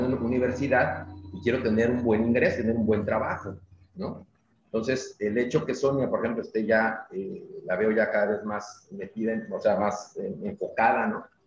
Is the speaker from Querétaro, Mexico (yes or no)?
no; Mexico City, Mexico; moved away as an adult; now in Mérida, Mexico; nací en la Ciudad de México, y nos venimos a vivir a Mérida hace, eh, dos años